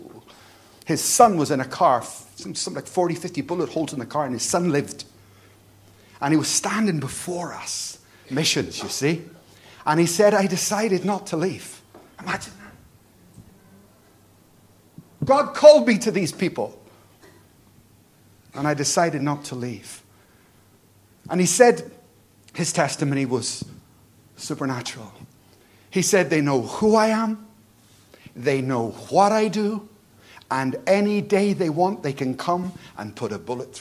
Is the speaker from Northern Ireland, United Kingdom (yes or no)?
yes; Belfast, Northern Ireland, United Kingdom; I come from Belfast, a war zone.